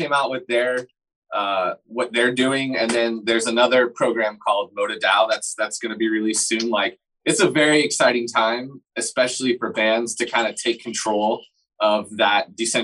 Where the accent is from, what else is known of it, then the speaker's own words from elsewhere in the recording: Fort Lauderdale, Florida, United States; I'm from Fort Lauderdale